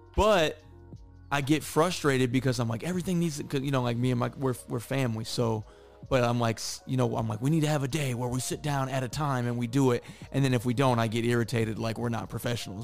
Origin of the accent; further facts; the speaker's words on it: Midwest, United States; I'm from the Midwest